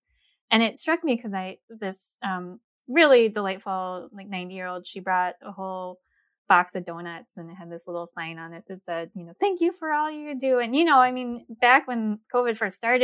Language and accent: English; East Coast, United States; also born or lived in Korea; now in upper Midwest, United States; I grew up in the East Coast